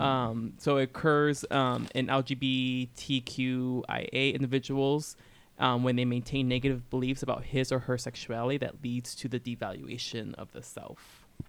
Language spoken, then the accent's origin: English; Southern California, United States; I grew up in Southern California